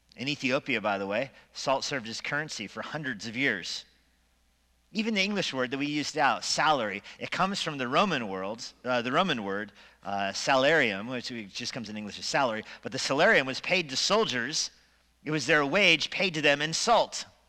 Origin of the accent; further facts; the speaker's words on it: Steamboat Springs, Colorado, United States; Growing up in Steamboat